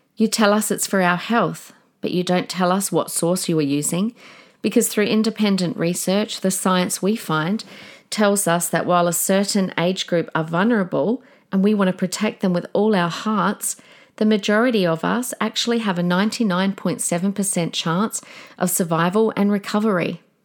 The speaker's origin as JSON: {"language": "English", "country": "Australia", "said": "We are the Aussie battlers."}